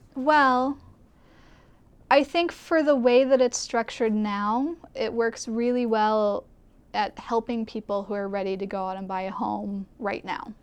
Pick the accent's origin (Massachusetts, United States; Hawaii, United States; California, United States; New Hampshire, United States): Hawaii, United States; Kula; also born or lived in Arizona; I grew up here, born and raised on Maui in Kula, which is where I still live now